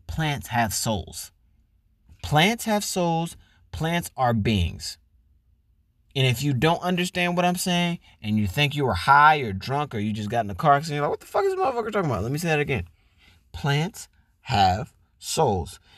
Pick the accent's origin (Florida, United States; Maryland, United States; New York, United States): Florida, United States; moved away as an adult; now in California, United States; I'm from Florida, which is the South, which is huge on obesity, diabetes, and meat. Never met a vegetarian eighteen years I lived there